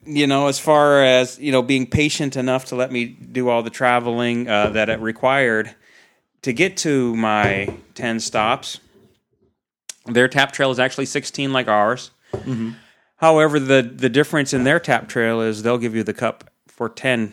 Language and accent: English; Seattle, Washington, United States; You know, when I grew up in Seattle, we were close to Lake Washington.